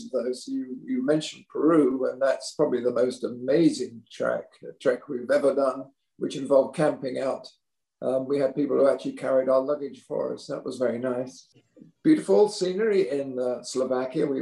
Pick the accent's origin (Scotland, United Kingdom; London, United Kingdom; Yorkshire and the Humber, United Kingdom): London, United Kingdom; moved away; We lived in North London in England